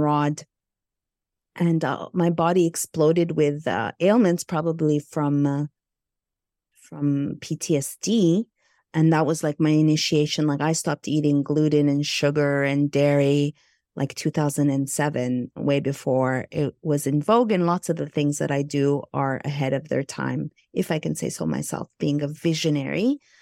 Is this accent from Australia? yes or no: no; Montreal, Quebec, Canada; moved away as an adult; now in Los Angeles, United States; I hail from Montreal, Canada, I'm Egyptian, Greek